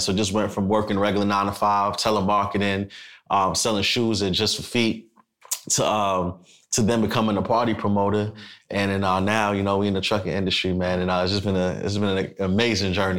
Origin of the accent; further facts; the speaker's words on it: New York City, New York, United States; now in Atlanta, United States; I'm from Brooklyn, New York City.